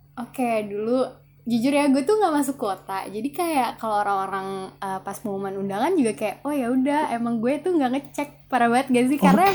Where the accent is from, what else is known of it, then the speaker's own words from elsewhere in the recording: Jakarta, Indonesia; asal gue dari Jakarta